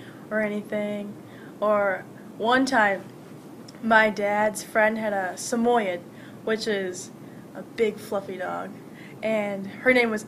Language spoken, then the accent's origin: English; Spring Lake, Michigan, United States; also born or lived in Dearborn, Michigan; But I moved here, I think, 4 or 5